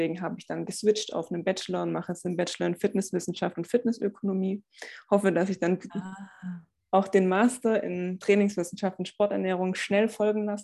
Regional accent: Stuttgart, Baden-Württemberg, Germany; ich komme aus dem Raum Stuttgart

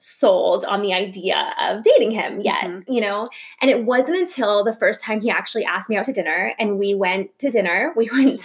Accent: Plantation, Florida, United States; also born or lived in New York; I grew up in Plantation, Florida, which is like a suburb of Fort Lauderdale.

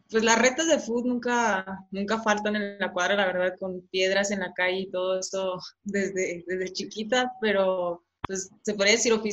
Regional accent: San Isidro, Chihuahua, Mexico; also born or lived in San Juanito, Bocoyna, Chihuahua; yo nací en, en San Juanito, en el municipio de Bocoina, pero crecí en, San Isidro, en, el municipio de Guerrero

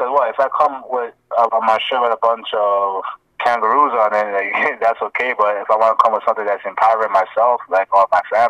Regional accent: Ghana; But in Africa, he's Ethiopian, I'm Ghanaian.

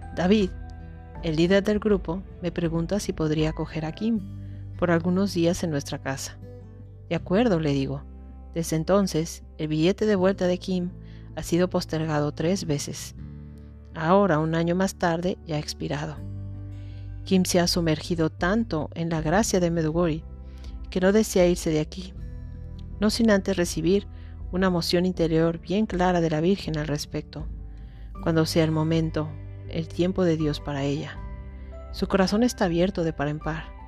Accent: Mexico; yo soy de México

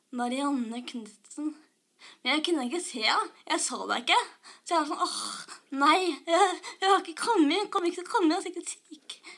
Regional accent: Skedsmokorset, Akershus, Norway; moved away as an adult; now in Oslo, Norway; jeg kommer fra Skedsmotorsdag. Og så bor jeg i Oslo nå, i studentleilighet

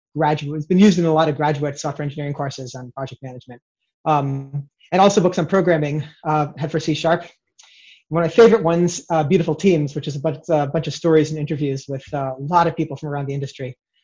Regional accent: Brooklyn, New York, United States; So I say Scrumban, but I have a weird accent. I'm from Brooklyn, but I don't sound like I'm from Brooklyn.

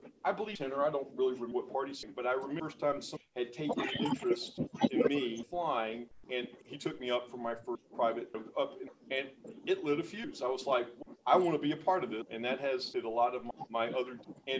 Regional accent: Cuthbert, Georgia, United States; also born or lived in Cairo, Georgia; and then my dad took me to Cuthbert.

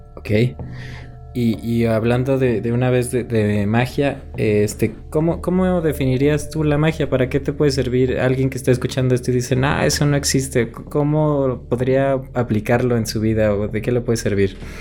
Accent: Mexico; yo soy de un pueblo pequeño de acá de México

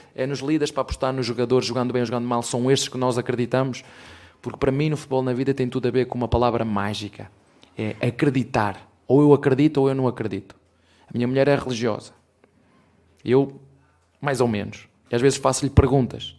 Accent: Penafiel, Norte, Portugal; now in Brazil; Penafiel, que é uma, uma terrinha bem pequenina de onde eu venho

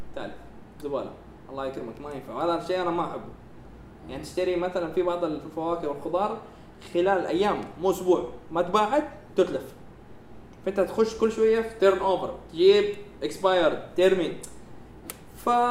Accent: Saudi Arabia; انا بنفسه كسعودي

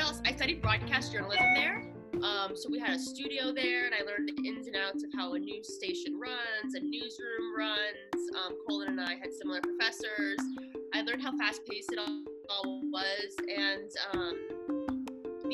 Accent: Miami, Florida, United States; moved away as an adult; also born or lived in Boston / New York / Los Angeles; now in Lubbock, United States; I'm from Miami, but I went to college in Boston. I've lived in New York and LA.

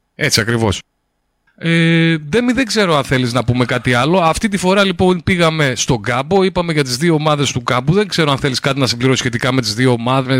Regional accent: Lekani, Eastern Macedonia and Thrace, Greece; εγώ κατάγομαι από τη Λεκάνη

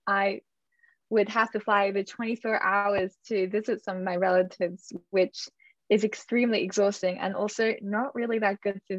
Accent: Australia; to return to my home country, which in my case would be Australia.

